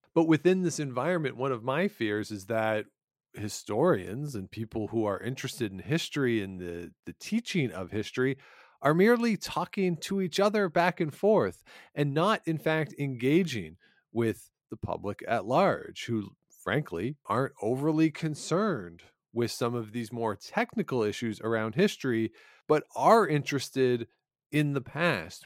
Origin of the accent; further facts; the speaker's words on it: Ontario, Canada; moved away as an adult; also born or lived in Regina; I grew up in Ontario and I learned a lot of Ontario history